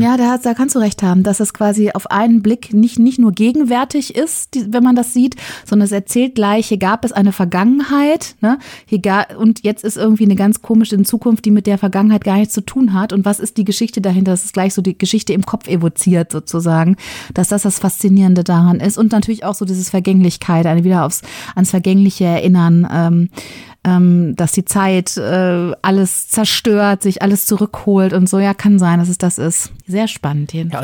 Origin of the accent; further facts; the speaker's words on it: Ruhr area, North Rhine-Westphalia, Germany; moved away; Ich komme aus dem Ruhrgebiet.